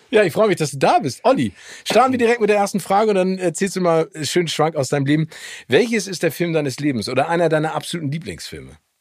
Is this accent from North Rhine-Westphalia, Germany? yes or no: no; Hamburg, Germany; also born or lived in Phoenix, Arizona, United States; Ich bin äh, in Hamburg aufgewachsen. Also, ja, also ich, ich, bin geboren in Amerika